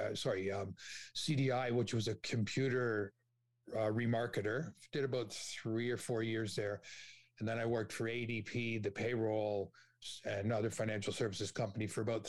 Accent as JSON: {"language": "English", "town": "Toronto", "region": "Ontario", "country": "Canada", "tie": "born or raised there", "said": "grew up in Scarborough"}